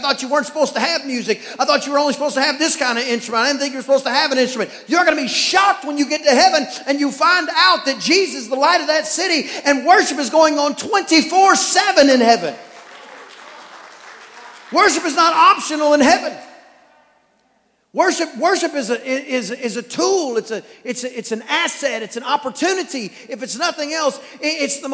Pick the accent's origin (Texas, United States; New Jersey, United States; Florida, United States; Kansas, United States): Texas, United States; East; I'm from East Texas